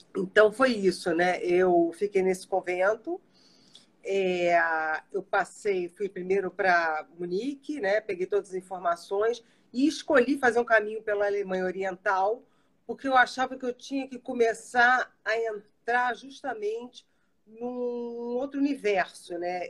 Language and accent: Portuguese; Brazil; eu sou brasileira e alemã, eu me considero assim um microcosmo da população brasileira